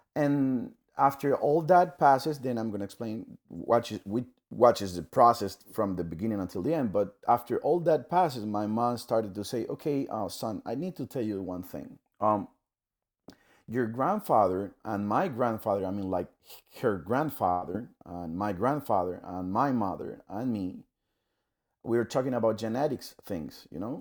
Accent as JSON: {"language": "English", "country": "Panama", "said": "I'm from Panama, Central America"}